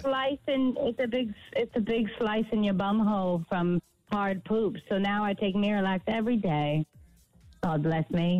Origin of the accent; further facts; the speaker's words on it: United States; I'm from America